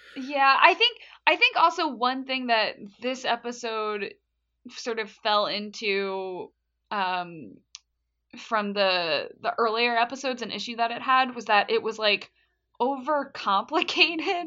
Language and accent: English; United States; as an American